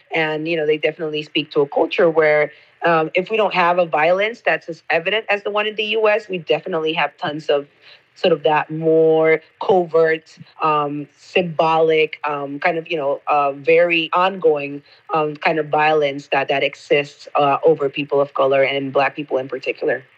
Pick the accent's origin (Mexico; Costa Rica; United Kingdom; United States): Costa Rica; I'm from Costa Rica and that definitely shapes my lived experience as a black woman in this country